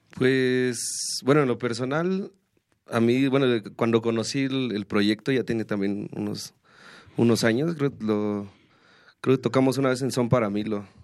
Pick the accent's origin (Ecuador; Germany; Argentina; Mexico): Mexico; Querétaro; yo soy queretano, yo vivo, vivo en Querétaro